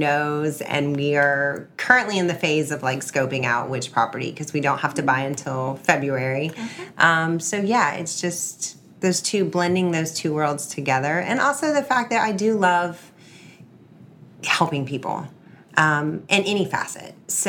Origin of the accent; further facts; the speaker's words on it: Clearwater, Florida, United States; now in Tampa, United States; Backing up to childhood, growing up in Clearwater